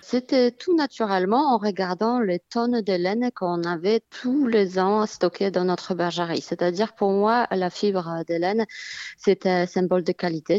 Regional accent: Poland; also born or lived in Aude, France; now in France; dans mon pays natal, en Pologne

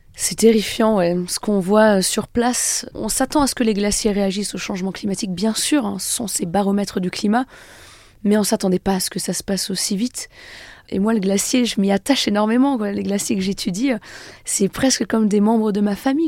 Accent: Annecy, Auvergne-Rhône-Alpes, France; je suis née à Annecy, j'ai grandi dans un petit village pas très loin

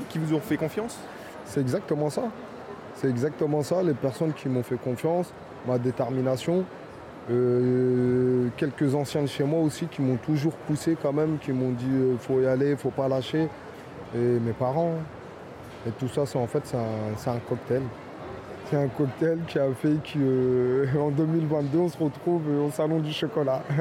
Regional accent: Fontenay-sous-Bois, Île-de-France, France; also born or lived in Vincennes; Moi, je suis né à Vincennes. J'ai grandi à Fontenay-sous-Bois.

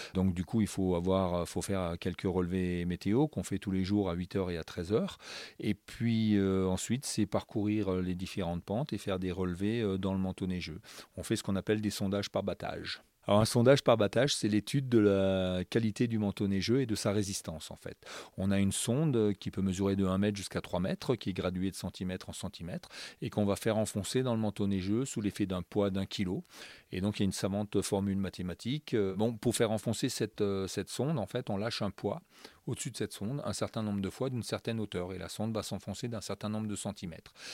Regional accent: Alsace, Grand Est, France; moved away as an adult; also born or lived in Strasbourg; now in La Plagne, France; je ne suis pas né à la Plagne, je suis né euh, en Alsace, je suis un Alsacien euh, exporté ici à la Plagne.

